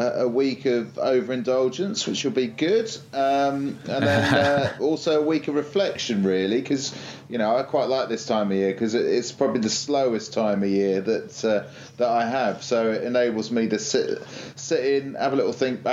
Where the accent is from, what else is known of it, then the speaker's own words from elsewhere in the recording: Isle of Wight, South East England, United Kingdom; who I grew up with on the Isle of Wight